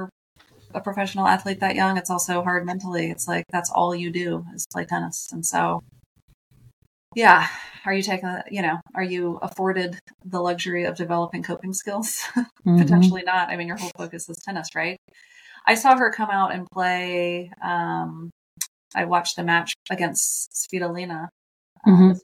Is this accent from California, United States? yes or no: no; Charleston, South Carolina, United States; I'm from Charleston.